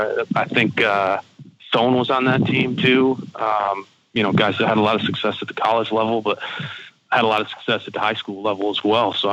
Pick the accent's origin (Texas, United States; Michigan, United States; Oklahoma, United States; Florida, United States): Michigan, United States; Saginaw; where I grew up in Saginaw